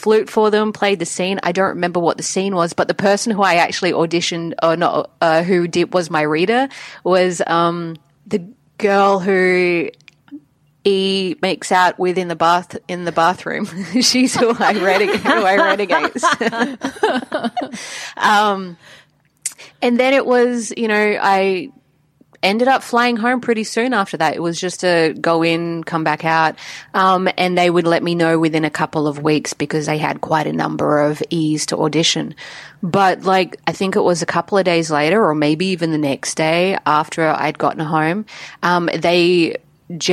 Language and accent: English; Adelaide, South Australia, Australia; Adelaide's my hometown, South Australia.